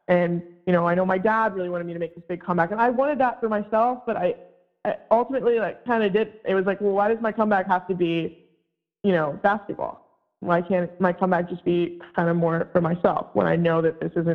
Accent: Virginia, United States; moved away as an adult; also born or lived in Vermont; I'm from Virginia.

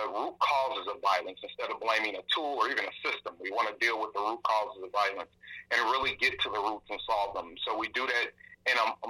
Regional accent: St. Louis, Missouri, United States; I am born and bred in St. Louis, Missouri. Proud of it. I'm from the city's north side

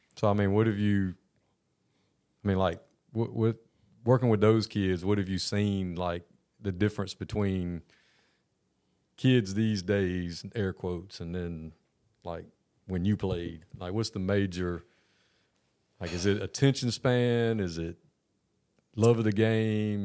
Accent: Georgia, United States; I'm a Georgia kid from Georgia.

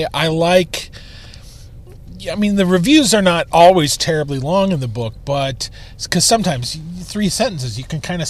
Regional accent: Kansas, United States; now in Chicago, United States; I come from Kansas. You know, we make pies out there.

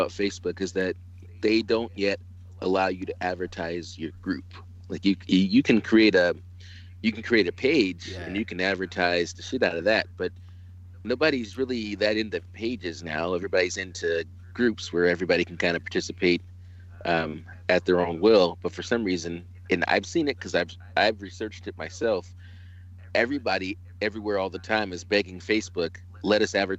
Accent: California, United States; I am a guy who was born and raised in California.

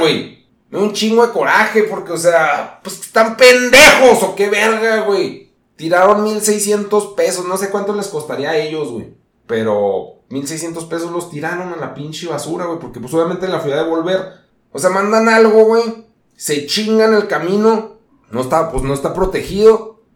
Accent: Mexico; así somos los mexicanos

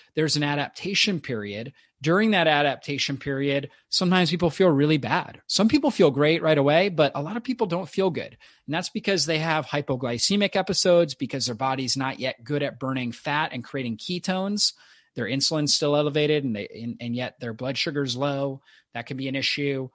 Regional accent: Florida, United States; I grew up in Florida on the beach

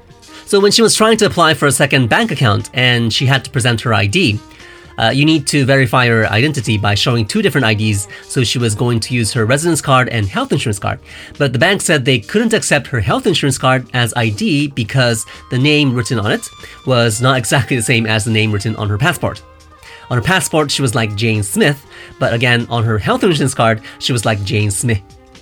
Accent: Japan

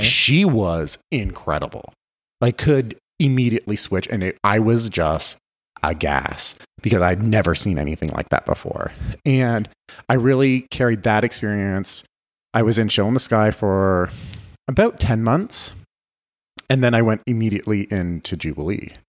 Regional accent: Guelph, Ontario, Canada; now in Las Vegas, United States; I grew up in Canada. I grew up in a, a small city just outside of Toronto called Guelph

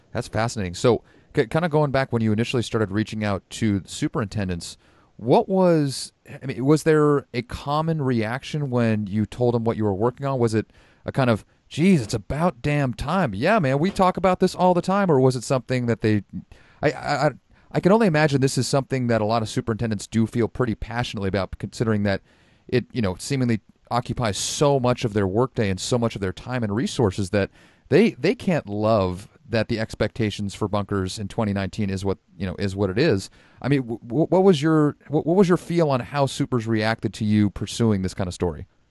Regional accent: Sonoma County, California, United States; I was born and raised in Sonoma County

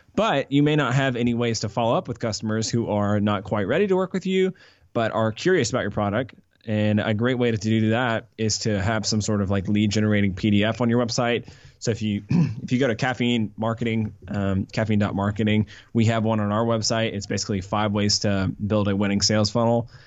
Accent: Atlanta, Georgia, United States; also born or lived in Colorado / Charlotte; I grew up here in Atlanta

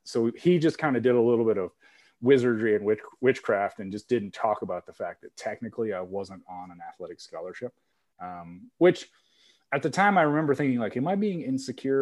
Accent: Kansas, United States; moved away as an adult; also born or lived in Iowa; I'm from Kansas, but went to Iowa State

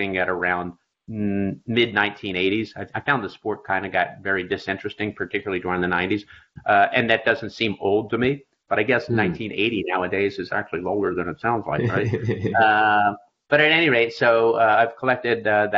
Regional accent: Philadelphia, Pennsylvania, United States; I grew up in Philadelphia on the East Coast, and I was a 12-year-old

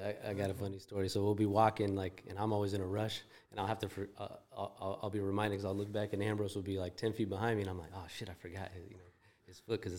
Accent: California, United States; now in Chicago, United States; I grew up in Northern California, but then

